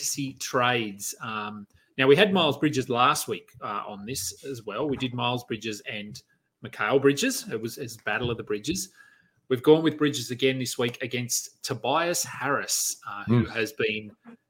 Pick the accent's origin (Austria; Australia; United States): Australia; Queanbeyan, New South Wales; I live in Queanbeyan, which is, it's basically a suburb of Canberra in Australia. It's not technically, we're in another state, but we're 10 minutes from Canberra. Prior to living, so I grew up here